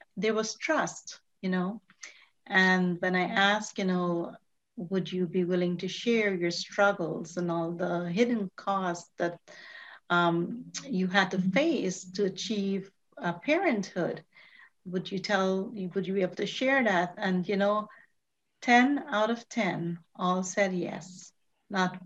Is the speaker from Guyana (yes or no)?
yes; Guyana; moved away as an adult; I came from Guyana as an immigrant, you know, in my very early 20s